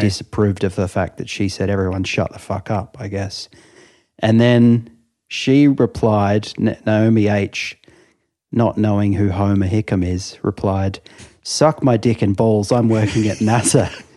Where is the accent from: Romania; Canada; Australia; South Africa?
Australia; Melbourne, Victoria; now in London, United Kingdom; "Where are you from?" And I said, "Melbourne."